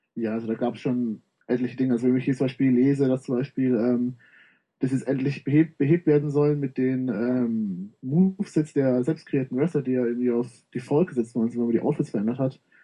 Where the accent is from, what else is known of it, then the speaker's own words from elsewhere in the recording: Munich, Bavaria, Germany; komme aus dem schönen München